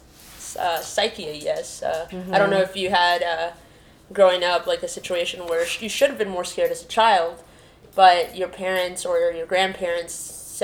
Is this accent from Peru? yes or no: yes; Peru; moved away; I was born in Peru during a time where there was political instability, and that made it so my grandma actually had to take care of me.